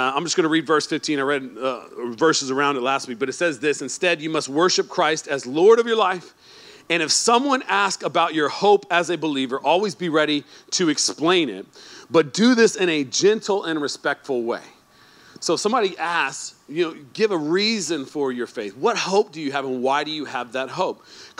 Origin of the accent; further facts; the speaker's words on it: Alabama, United States; now in Sacramento, United States; I came from poor part of Alabama, man. You know, we grew up in a HUD home.